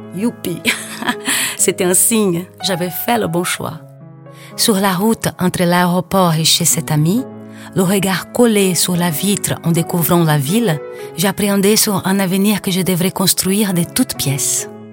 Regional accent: Rio de Janeiro, Brazil; French is a second language; moved away as an adult; now in Paris, France; comme une bonne carioca que j'étais

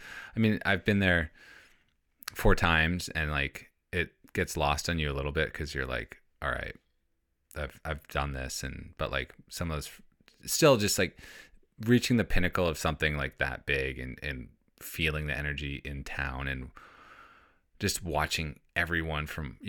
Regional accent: United States; I'm a runner and I'm like American.

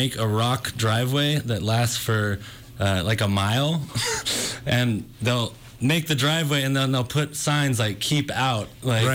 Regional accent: Northern California, United States; Originally from Northern California

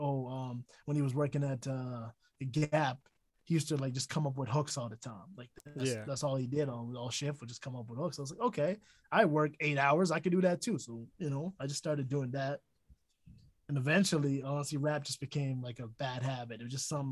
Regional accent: Edmonton, Alberta, Canada; also born or lived in Toronto; I've been here since the sixth grade

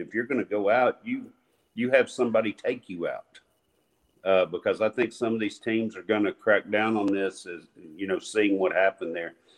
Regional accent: Nashville, Tennessee, United States; we are from Metro Nashville

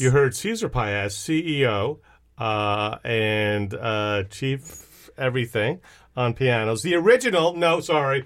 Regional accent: Switzerland; now in United States; my kids have never been to Switzerland, right, which is my home country.

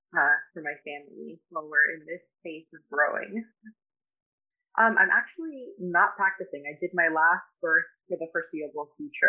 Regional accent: Florida, United States; now in Pittsburgh, United States; I'm from South Florida, and that is where I did most of my education. But I moved to Pittsburgh to practice here

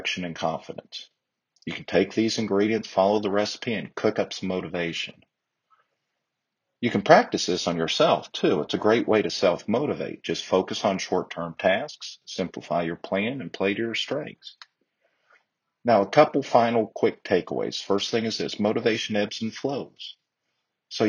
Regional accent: Texas, United States; I'm a Texan

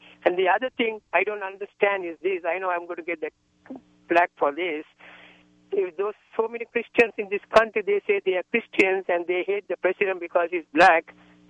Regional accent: Sri Lanka; now in United States; I was born in Southeast Asia, in Sri Lanka. I'm a U.S. citizen. I've been here since 85.

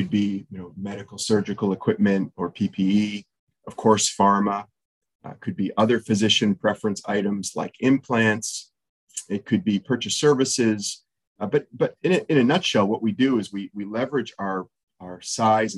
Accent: just outside of Toronto, Ontario, Canada; moved away as an adult; now in Nashville, United States; I spent the first years of my career in Canada, where I grew up just outside of Toronto

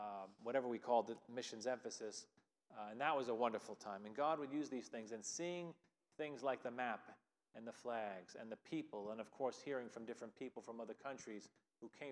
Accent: Long Island, New York, United States; moved away as an adult; also born or lived in Philadelphia area; now in Lima, New York, United States; I grew up on Long Island

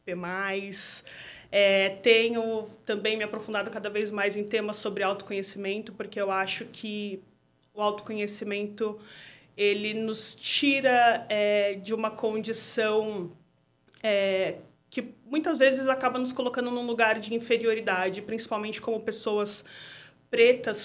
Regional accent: São Paulo, Brazil; sou moradora do bairro do Mandaqui, Zona Norte. Nasci no Mandaqui, praticamente moro na mesma região

